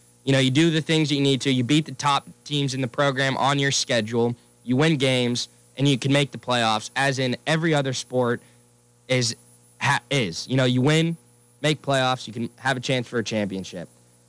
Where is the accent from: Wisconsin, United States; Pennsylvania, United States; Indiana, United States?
Pennsylvania, United States; Pittsburgh; also born or lived in Ohio; I am from Pittsburgh. Shout out all my Yinzers.